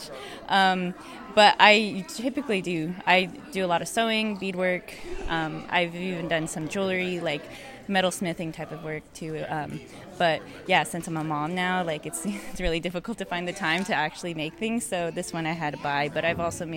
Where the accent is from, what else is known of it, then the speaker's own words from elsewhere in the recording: Albuquerque, New Mexico, United States; now in Tulsa, United States; I'm originally from Albuquerque, New Mexico, but now I live in Tulsa, Oklahoma